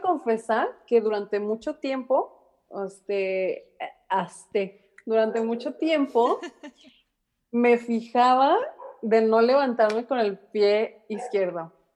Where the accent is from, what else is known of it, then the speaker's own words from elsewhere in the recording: Mexico; como mexicanas, hijas de mexicanas, nietas de mexicanos